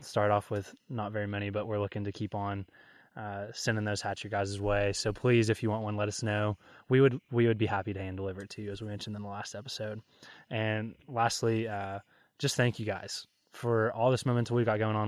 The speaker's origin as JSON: {"language": "English", "region": "Kentucky", "country": "United States", "tie": "born or raised there", "said": "I'm born and raised in Kentucky"}